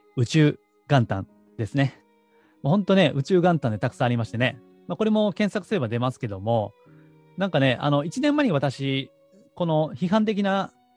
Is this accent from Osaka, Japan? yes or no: yes; Osaka, Japan; moved away; 高校は地元の進学校だったんですね。えーまあ、当時大阪ですけども、大阪の地元では一番こう偏差値の高い高校に